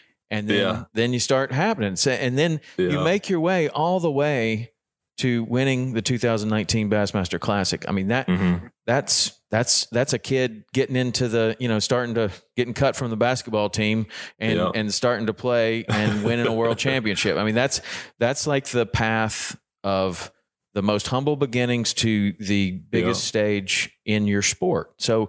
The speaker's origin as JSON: {"language": "English", "region": "Tennessee", "country": "United States", "said": "I know, I'm from Tennessee too. Everything's a crocodile."}